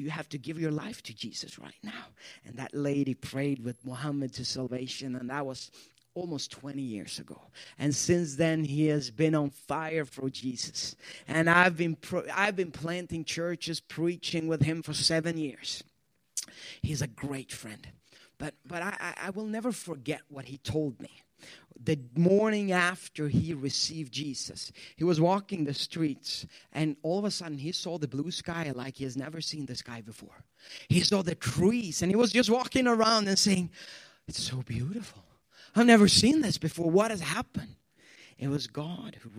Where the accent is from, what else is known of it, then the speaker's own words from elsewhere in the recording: Sweden; English is a second language; moved away as an adult; also born or lived in Ethiopia / Youngstown, Ohio; now in Pittsburgh, United States; I'm born and raised in Sweden